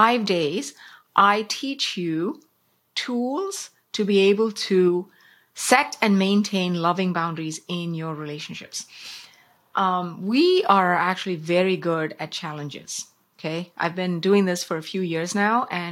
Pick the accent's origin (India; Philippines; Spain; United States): India; South India; When I was growing up in South India